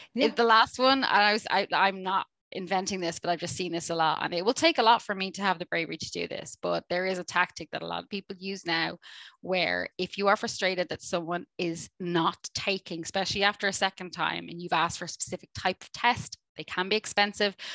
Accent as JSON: {"language": "English", "country": "Ireland", "said": "I'm Irish."}